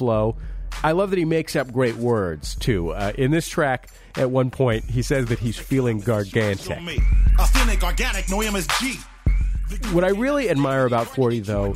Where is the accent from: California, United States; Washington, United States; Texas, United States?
California, United States; Bay Area; now in Los Angeles, United States; I might live in Los Angeles, but I am a Bay Area kid at heart, born and raised in the Yay